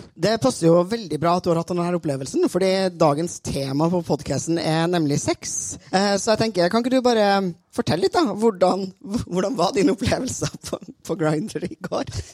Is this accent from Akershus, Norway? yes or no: no; Trøndelag, Norway; jeg er jo trønder, som dere hører